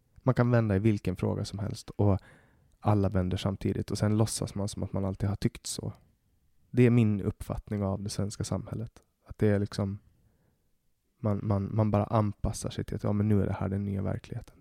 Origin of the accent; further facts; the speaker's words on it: Åland, Finland; now in Sweden; jag är äh, ålänning, men jag har finskt pass